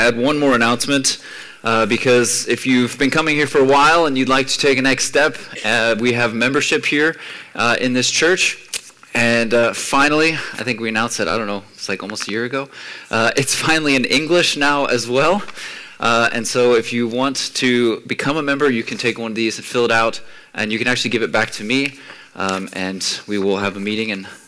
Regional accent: United States; moved away; growing up in the States

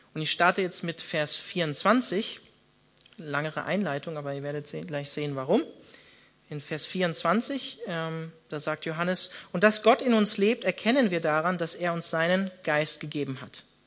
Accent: Northern Germany, Germany; now in Freiburg, Germany; ich bin Norddeutscher

